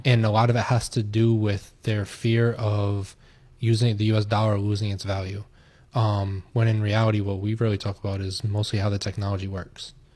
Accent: United States; I'm American

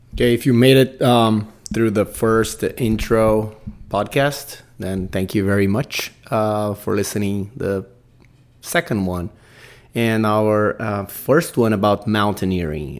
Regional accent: Brazil; English is a second language; I'm Brazilian, guys. I got to put up my accent

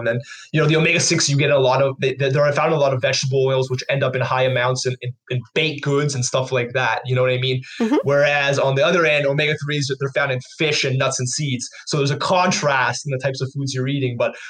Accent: Canada; we're from Canada

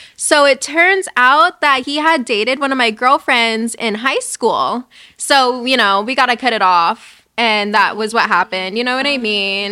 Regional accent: Covina, California, United States; I'm from Covina

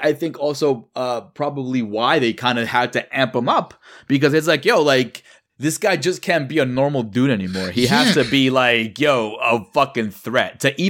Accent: New York City, New York, United States; I'm from New York, so everything does happen out here.

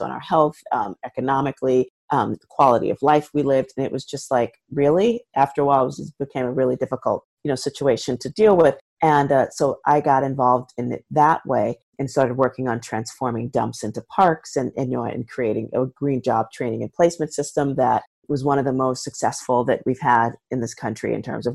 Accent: New York City, New York, United States; I'm born and raised in the South Bronx, which is where I am.

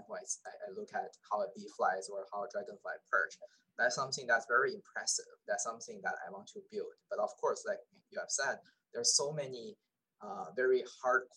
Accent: China; moved away; when I was small, I was born in China. So, I was in a big city

